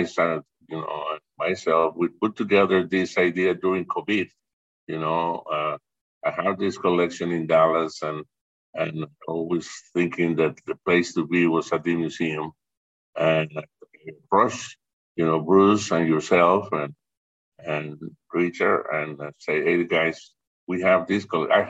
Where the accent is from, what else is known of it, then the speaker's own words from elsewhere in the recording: Monterrey, Nuevo León, Mexico; moved away as an adult; also born or lived in Boulder, Colorado; I'm originally born in Monterrey, Mexico. Uh-huh. And I grew up there.